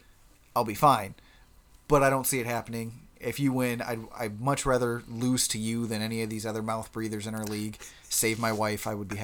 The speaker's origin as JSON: {"language": "English", "town": "Toledo", "region": "Ohio", "country": "United States", "said": "I'm from Toledo."}